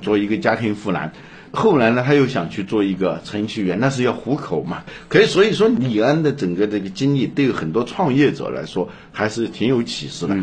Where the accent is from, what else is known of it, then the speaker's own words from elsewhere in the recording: China; 我们中国人